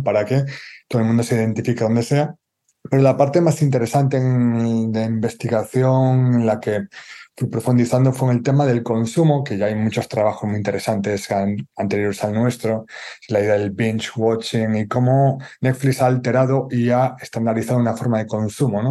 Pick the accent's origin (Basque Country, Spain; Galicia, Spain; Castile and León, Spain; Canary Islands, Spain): Galicia, Spain; como gallego